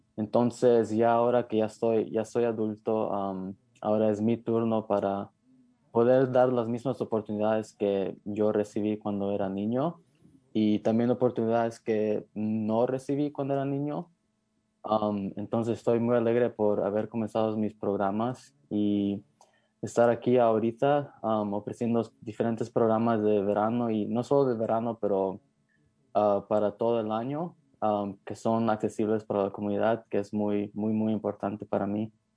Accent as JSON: {"language": "Spanish", "area": "Marin County", "region": "California", "country": "United States", "tie": "born or raised there", "said": "creciendo en Marín"}